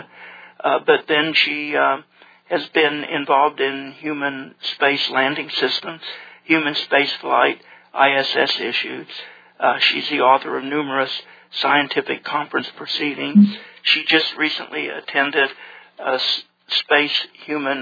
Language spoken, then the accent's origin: English; Tulsa, Oklahoma, United States; in Tulsa, my hometown